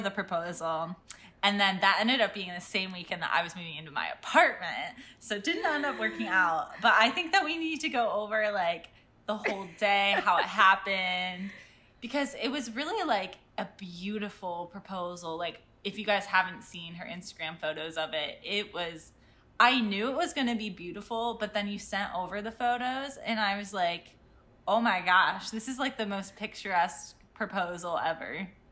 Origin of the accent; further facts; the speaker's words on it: Cleveland, Ohio, United States; I'm from Cleveland, Ohio